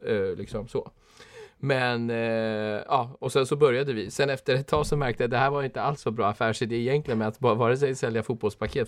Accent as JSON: {"language": "Swedish", "town": "Stockholm", "region": "Stockholm County", "country": "Sweden", "tie": "born or raised there", "said": "sen är jag uppvuxen i Husby"}